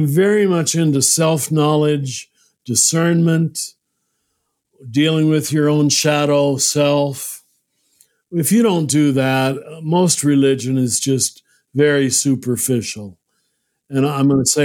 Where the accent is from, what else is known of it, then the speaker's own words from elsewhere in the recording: United States; I'm glad I'm American, but I taught in too many countries to think America is the center of the world, as most of us are taught when we grow up in this country